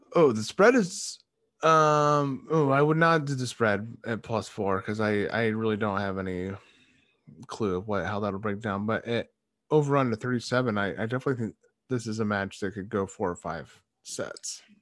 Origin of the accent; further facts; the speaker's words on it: United States; we're American.